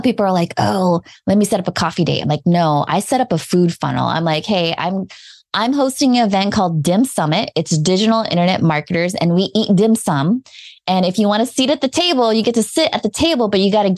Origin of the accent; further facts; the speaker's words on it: Philippines; I'm Filipino